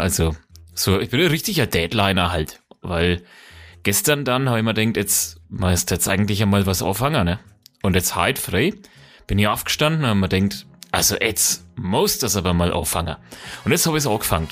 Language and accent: German; Franconia, Bavaria, Germany; wir sind Franken, wir sind halt keine Bayern